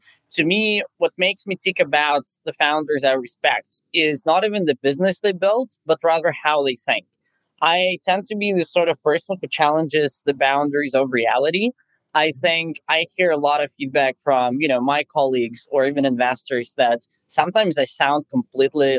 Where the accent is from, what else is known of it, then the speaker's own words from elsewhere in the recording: Moscow, Russia; also born or lived in Silicon Valley; now in Germany; I'm actually originally from Moscow